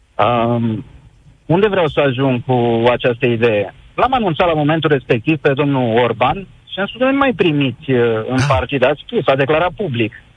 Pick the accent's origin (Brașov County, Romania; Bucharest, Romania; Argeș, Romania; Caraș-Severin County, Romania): Brașov County, Romania; Făgăraș; eu sunt din Făgăraș